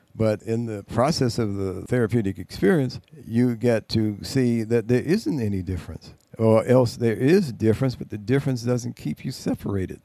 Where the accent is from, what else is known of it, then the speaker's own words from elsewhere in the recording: United States; being a American black person